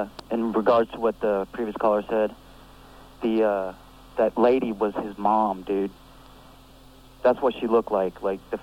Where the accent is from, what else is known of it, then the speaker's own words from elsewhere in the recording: Poughkeepsie, New York, United States; moved away; I'm from Poughkeepsie, too.